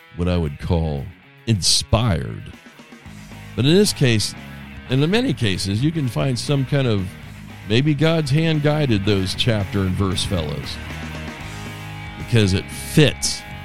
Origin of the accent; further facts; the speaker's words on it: United States; I'm an American